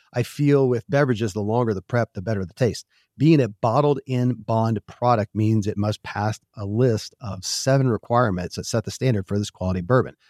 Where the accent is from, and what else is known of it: Kentucky, United States; born or raised there